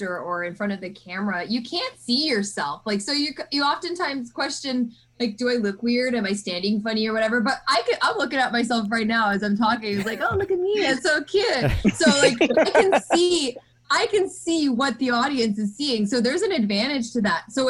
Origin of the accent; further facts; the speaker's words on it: Canada; I'm Canadian